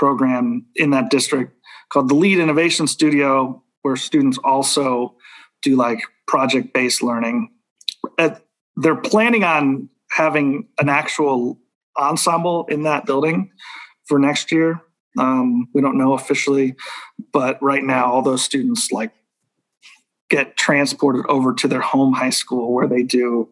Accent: Kansas City, Kansas, United States; I grew up on the Kansas side

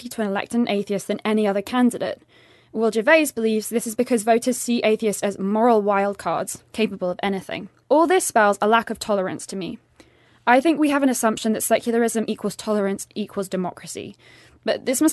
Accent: England, United Kingdom; moved away; my home country, the United Kingdom, has a state church

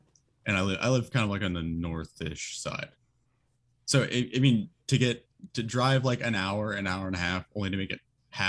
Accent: Houston, Texas, United States; I think I'm from Houston, so I think if I'm remembering correctly, there's a Dragon Ball Z themed bar down here somewhere.

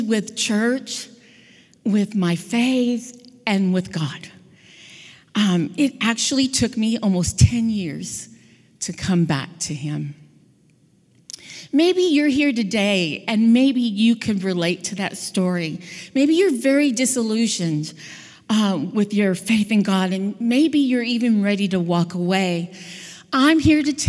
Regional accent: Southern California, United States; I grew up in Southern California

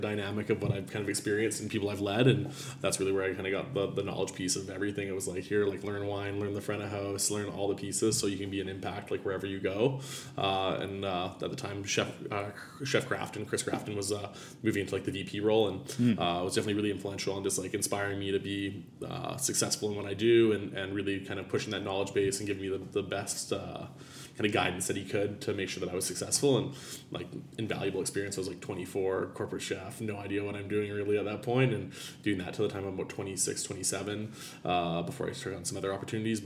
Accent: Abbotsford, British Columbia, Canada; a little fine dining restaurant in my hometown in Abbotsford, BC

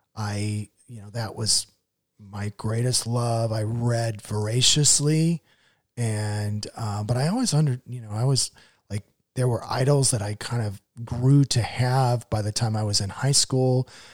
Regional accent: Newton, Iowa, United States; now in Indianapolis, United States; I grew up in Newton, Iowa, which was the home of Maytag washers and dryers

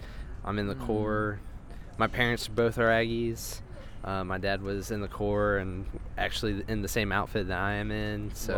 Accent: Dallas, Texas, United States; I'm from the Dallas area.

